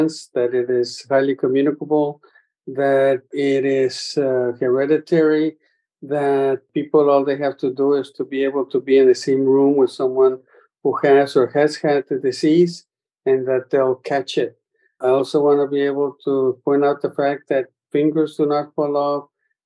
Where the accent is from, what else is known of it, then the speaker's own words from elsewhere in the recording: Laredo, Texas, United States; That's where my hometown is, Laredo, Texas